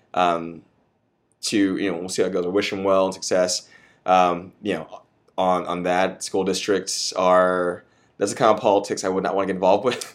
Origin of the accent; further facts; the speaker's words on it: Austin, Texas, United States; I'm from Austin. I was born here. I was raised here